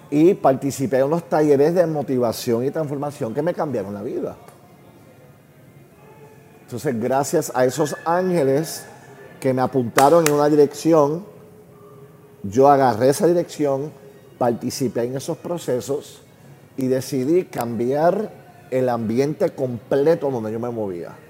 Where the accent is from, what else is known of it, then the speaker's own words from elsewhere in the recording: Puerto Rico; Recuerda, somos una familia gringa en Puerto Rico, en una época que los gringos no eran bienvenidos. Mi familia es judía, un país católico los judíos tampoco bienvenidos. Siendo un niño sin papá, en un país católico